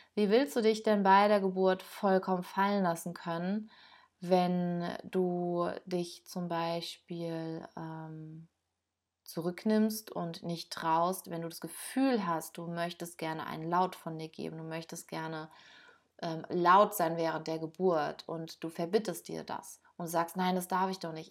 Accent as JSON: {"language": "German", "country": "Germany", "said": "hier bei uns in Deutschland"}